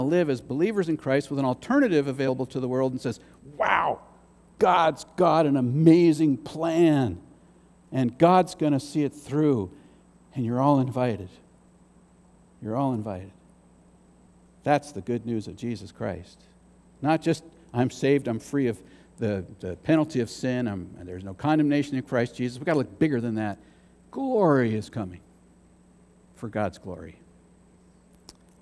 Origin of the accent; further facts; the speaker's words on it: United States; as an American